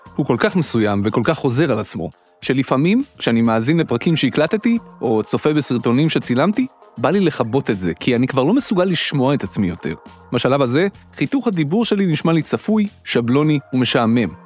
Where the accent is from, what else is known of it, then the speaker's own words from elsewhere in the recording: Petah Tikva, Central District, Israel; היינו שני ילדים חנונים מפתח תקווה שמקליטים בשבת בבוקר תוכניות רדיו מומצאות